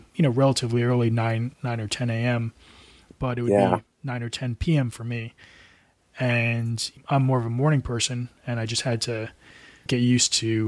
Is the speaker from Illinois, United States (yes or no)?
no; New Jersey, United States; moved away as an adult; also born or lived in Asia / Portland; Originally, I'm from the States and from New Jersey